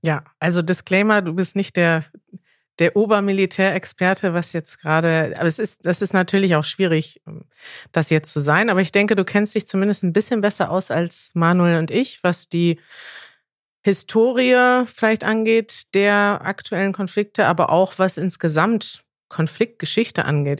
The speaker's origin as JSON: {"language": "German", "country": "Germany", "said": "als Deutsche"}